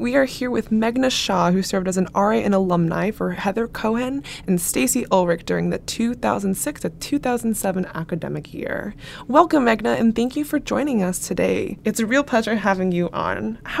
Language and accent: English; Foster City, California, United States; moved away as an adult; now in New York City, United States; I'm a junior from Foster City, California